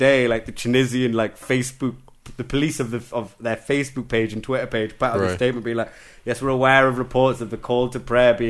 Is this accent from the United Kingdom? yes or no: yes; England, United Kingdom; Oh, yeah, yeah, particularly in Europe, man. Europeans are bad for it. Yeah, where are you from? England. Where are you really from?